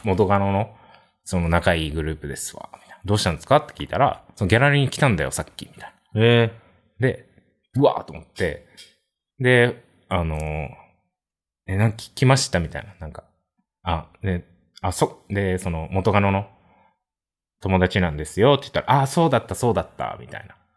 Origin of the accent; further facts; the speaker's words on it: Kansai, Japan; 出身も関西で二人とも